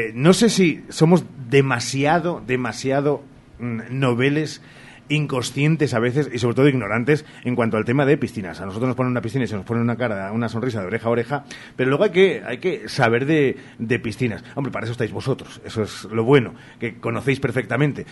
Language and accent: Spanish; Spain; los españoles seguimos siendo muy españoles